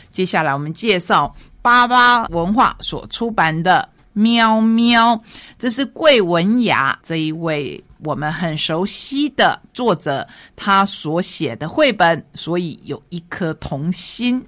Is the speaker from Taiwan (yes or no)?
yes; Taiwan; 在我们台湾